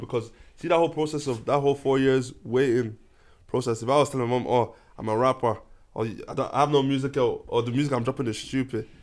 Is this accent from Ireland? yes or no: yes; Ireland; as Irish people, as even black as black Irish people